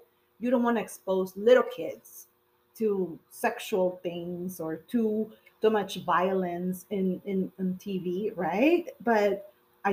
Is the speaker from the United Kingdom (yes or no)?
no; Peru; born or raised there; now in United States